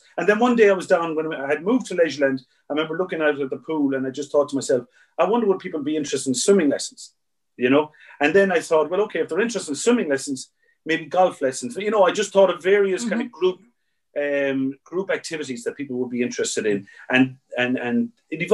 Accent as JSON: {"language": "English", "town": "Galway", "region": "Connacht", "country": "Ireland", "tie": "born or raised there", "said": "I was born and reared in Salt Hill"}